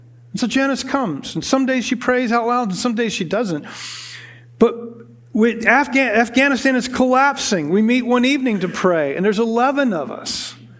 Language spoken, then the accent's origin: English; United States; We as American Western Christians